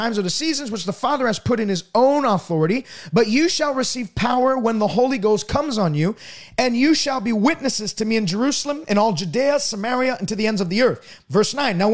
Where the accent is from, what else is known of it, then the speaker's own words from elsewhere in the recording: Montreal, Quebec, Canada; I was born in Montreal, Quebec